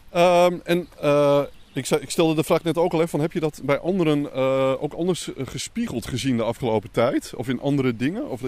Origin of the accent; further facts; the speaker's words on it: Slochteren, Groningen, Netherlands; born there; Mijn geboortegrond.